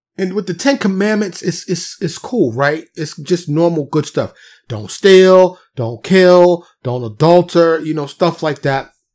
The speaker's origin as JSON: {"language": "English", "town": "New York City", "region": "New York", "country": "United States", "tie": "born or raised there", "moved": "yes", "lives_now": "Dallas, United States", "said": "I'm from New York City, born and raised, but I live in Texas now, suburb of Dallas"}